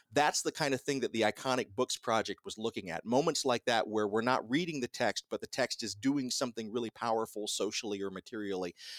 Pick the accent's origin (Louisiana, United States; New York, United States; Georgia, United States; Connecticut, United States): Georgia, United States; Columbus; also born or lived in Fort Ord, California; I was like two or three when my parents moved us to Columbus, Georgia